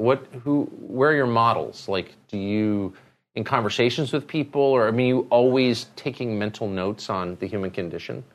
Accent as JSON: {"language": "English", "region": "Southern California", "country": "United States", "tie": "born or raised there", "said": "growing up in Southern California, you know, we smoked marijuana every day"}